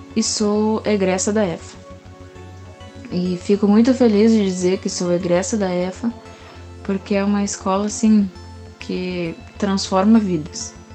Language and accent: Portuguese; Canguçu, Rio Grande do Sul, Brazil; now in Pelotas, Brazil; sou natural de Canguçu, da zona urbana, mas hoje estou morando na zona rural de Pelotas